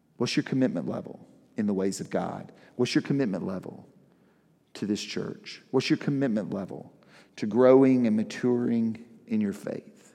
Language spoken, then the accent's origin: English; the South, United States; I grew up in the South